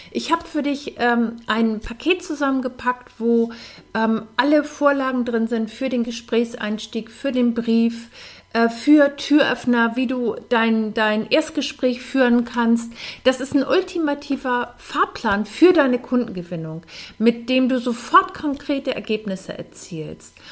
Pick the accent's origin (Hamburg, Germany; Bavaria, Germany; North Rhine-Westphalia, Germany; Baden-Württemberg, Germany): Hamburg, Germany; Äh, ich komme aus Hamburg und ähm, da gab es samstags immer das Hamburger Abendblatt, das gibt es heute noch